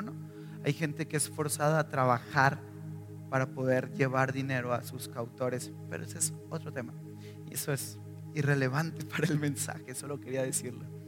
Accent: northern Mexico, Mexico; moved away; de donde yo soy, reyes ni los celebramos, jamás ni un solo rey

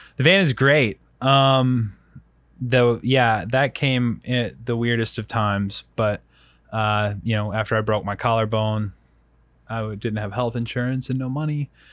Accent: Rock Hill, South Carolina, United States; now in Colorado Springs, United States; I'm from Rock Hill originally, so, like, Rock Hill, South Carolina

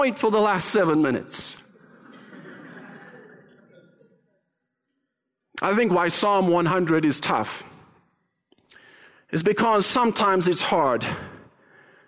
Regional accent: Canada; we as Canadians, and yes, I include myself in that because I am so Canadian.

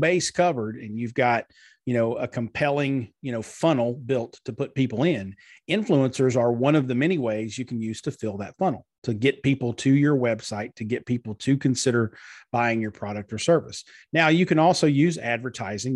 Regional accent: Pikeville, Kentucky, United States; Pikeville, Kentucky, which is my hometown in far eastern Kentucky

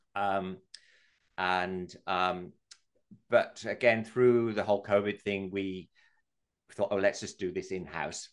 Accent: England, United Kingdom; moved away as an adult; now in Australia; I'm English

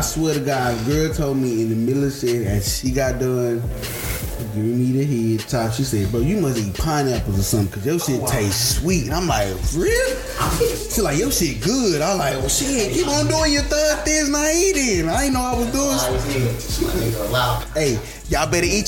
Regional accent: Louisiana, United States; I'm from Louisiana. I'm a down south ass nigga.

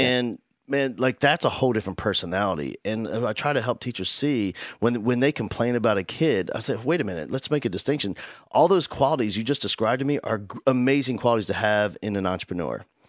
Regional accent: New Jersey, United States; now in Houston, United States; I grew up in South Jersey

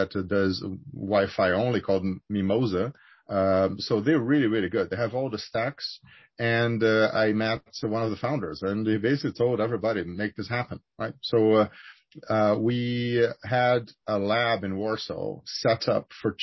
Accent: Rio de Janeiro, Brazil; moved away; I'm originally from Rio. I grew up there

